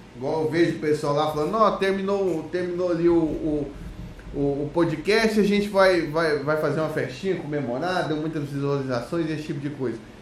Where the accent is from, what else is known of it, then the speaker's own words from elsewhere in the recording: Goiânia, Goiás, Brazil; now in Portugal; Eu sou de Goiânia